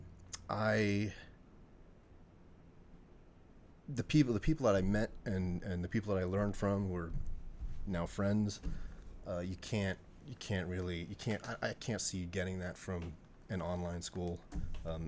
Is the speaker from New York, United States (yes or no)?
yes; Long Island, New York, United States; I grew up on Long Island